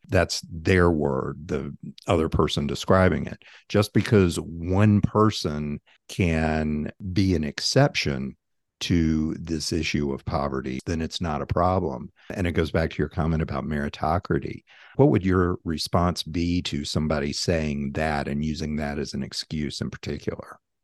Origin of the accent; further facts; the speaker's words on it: Tennessee, United States; One is from my home state, which is Tennessee.